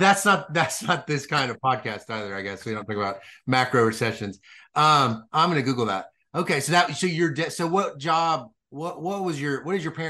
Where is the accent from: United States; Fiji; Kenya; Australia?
United States; Mississippi; I grew up in Mississippi